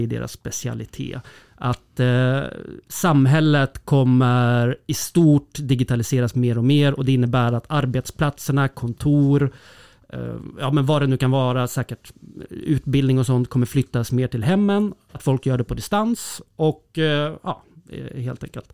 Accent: Södermanland, Sweden; Jag är ju sörmlänning

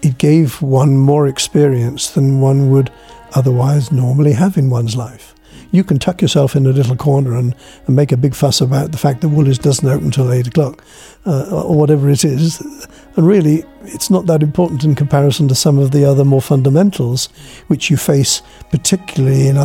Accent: North Wales, United Kingdom; moved away as an adult; also born or lived in Israel; now in Franklin, Tasmania, Australia; I was born in 1939 in North Wales

